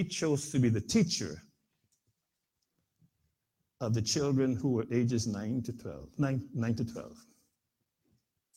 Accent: Guyana; came to Guyana, the country in which I was born in South America

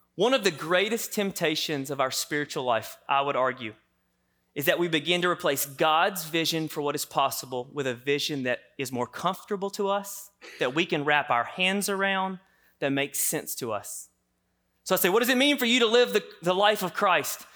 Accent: the South, United States; I grew up in the South here

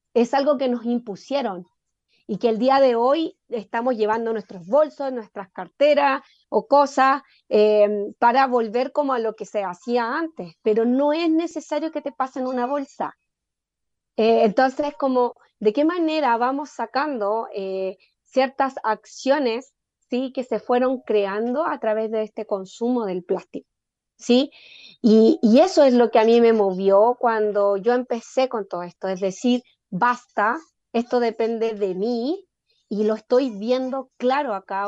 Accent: Chile; como chilenos

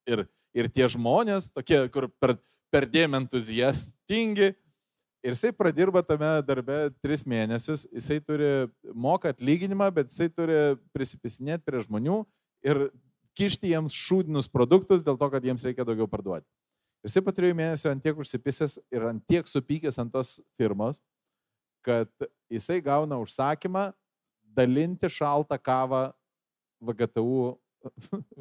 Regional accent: Lithuania; aš esu iš Fabų. Fabai yra tas rajonas

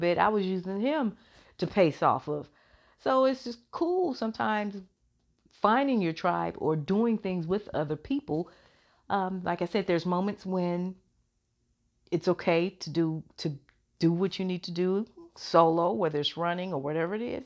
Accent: Chicago, Illinois, United States; that's my hometown, love Chicago

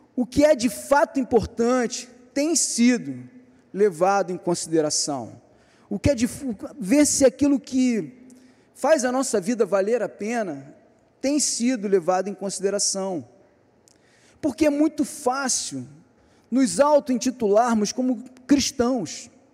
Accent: Niterói, Rio de Janeiro, Brazil; Nós somos de Niterói

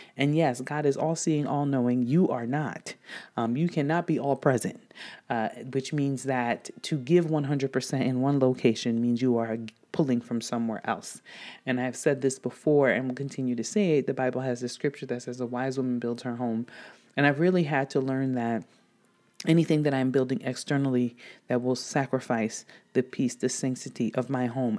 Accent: DR Congo; now in United States; growing up in Democratic Republic of Congo, at least before, um, migrating to the United States

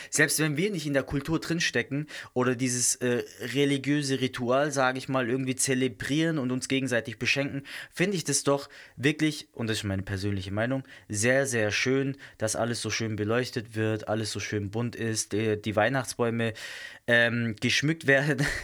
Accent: South Germany, Germany; Zumindest nicht da, wo ich herkomme, aus äh, Süddeutschland. Und ich komme nicht aus dem Schwarzwald direkt.

